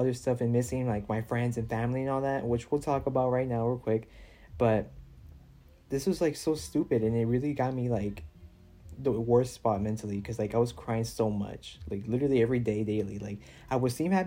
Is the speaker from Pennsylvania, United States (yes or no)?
no; Houston, Texas, United States; I'm from Houston